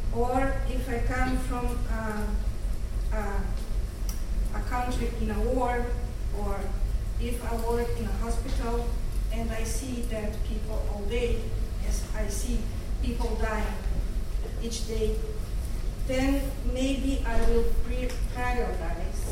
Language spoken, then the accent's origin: English; Brazil; I am from Brazil